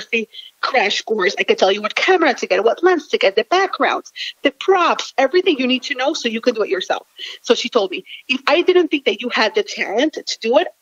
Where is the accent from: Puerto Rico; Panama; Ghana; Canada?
Panama; Panama City; moved away as an adult; now in Michigan, United States; I actually was born and raised in Panama City, Panama. I only moved to Michigan when I was 20 years old